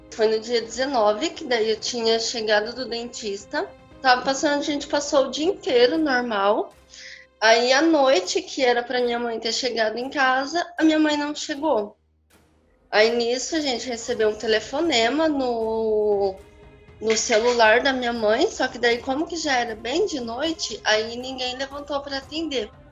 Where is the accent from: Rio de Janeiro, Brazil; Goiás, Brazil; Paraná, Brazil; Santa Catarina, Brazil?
Paraná, Brazil; Maringá; sou daqui de Maringá.